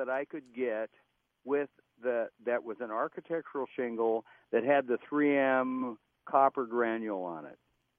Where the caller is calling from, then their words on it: Spring Lake Park, Minnesota, United States; I'm in Spring Lake Park.